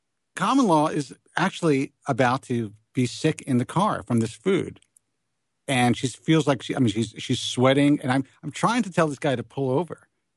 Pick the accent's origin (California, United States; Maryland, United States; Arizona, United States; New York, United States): New York, United States; accent: New York; you can tell I'm from New York.